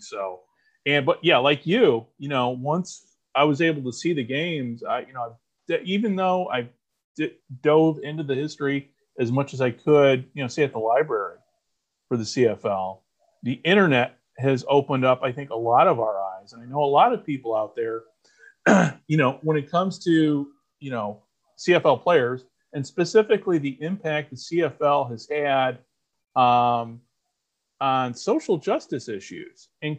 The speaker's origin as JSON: {"language": "English", "country": "United States", "tie": "born or raised there", "said": "We grew up in the United States of America"}